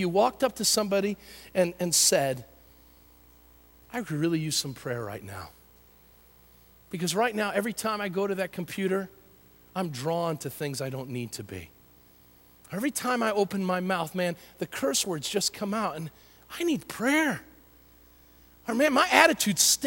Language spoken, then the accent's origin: English; United States; as Americans and as American Christians